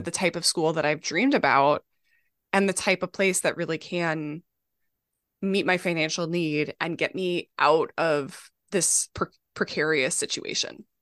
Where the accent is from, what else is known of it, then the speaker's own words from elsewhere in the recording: Minnesota, United States; now in New York City, United States; I grew up in Minnesota